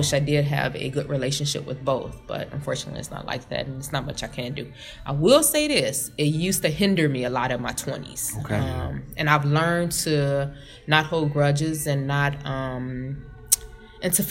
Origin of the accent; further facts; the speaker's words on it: Hopkins Park, Illinois, United States; I was raised by someone in Hopkins Park